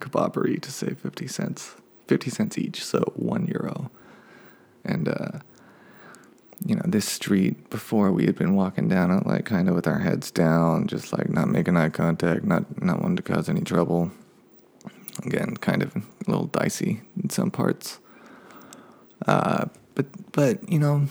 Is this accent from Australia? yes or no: no; United States